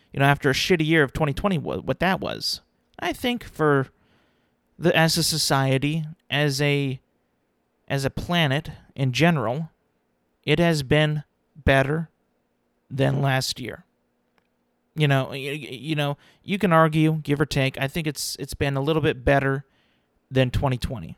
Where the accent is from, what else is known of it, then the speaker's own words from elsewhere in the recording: California, United States; I'm a Californian